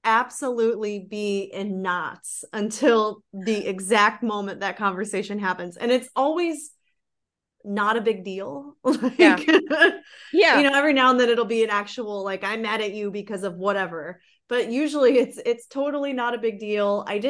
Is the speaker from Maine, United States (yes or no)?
no; Florida, United States; born there; So yeah, I was adopted in 92. I was born in Florida.